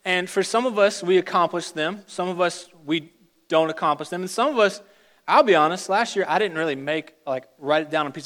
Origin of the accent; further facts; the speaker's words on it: Richmond, Virginia, United States; moved away as an adult; I'm from Richmond, Virginia. I went through all of my primary school, secondary school, and college in the state of Virginia